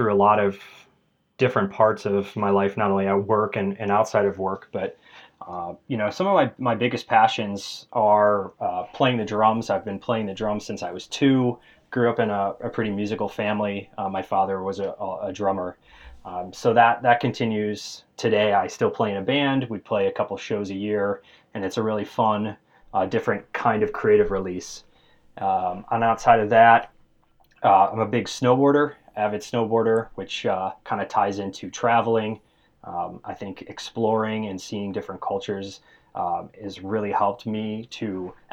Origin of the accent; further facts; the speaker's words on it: Chicago, Illinois, United States; also born or lived in Ames, Iowa; I was born and raised here in Chicago